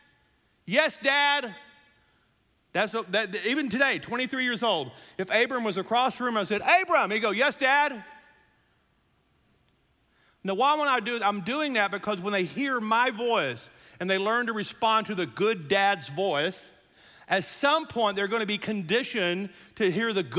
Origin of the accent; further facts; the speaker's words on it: Louisiana, United States; I'm from Louisiana